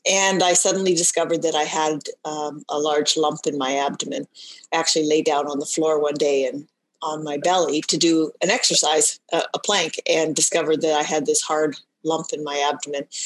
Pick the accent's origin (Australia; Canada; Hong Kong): Canada; also born or lived in Ontario; practiced as a dietitian for um, all of my career um, in Ontario. I'm Canadian.